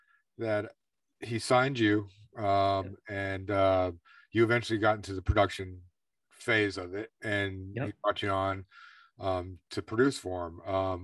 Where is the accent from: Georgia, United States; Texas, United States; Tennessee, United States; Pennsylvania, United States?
Texas, United States; I grew up in Texas when it was all like popping